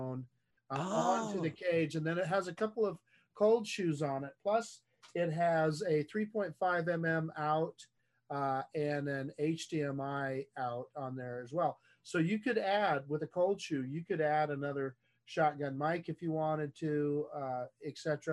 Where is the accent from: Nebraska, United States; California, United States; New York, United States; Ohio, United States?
California, United States; Redwood City; I was born in Redwood City, home of the Skydio 2, okay, which is in the Bay Area.